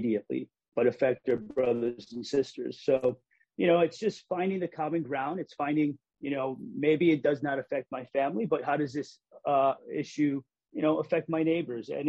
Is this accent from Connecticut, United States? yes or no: yes; Hartford, Connecticut, United States; I grew up in Hartford